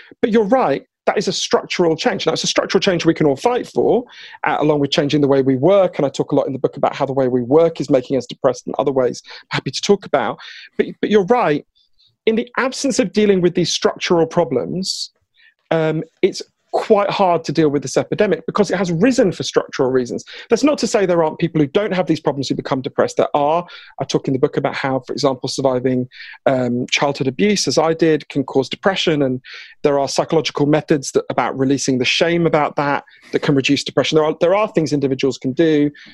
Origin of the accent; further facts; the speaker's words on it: United Kingdom; accent: Downton Abbey; my weird Downton Abbey accent, I am British